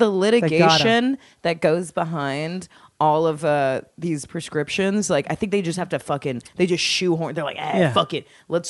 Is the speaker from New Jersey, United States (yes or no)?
no; California, United States; Yeah, I mean, I grew up around Southern SoCal.